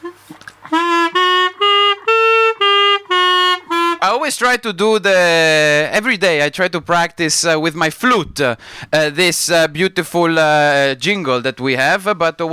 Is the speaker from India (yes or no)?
no; Italy; accent: Italian; my Italian accent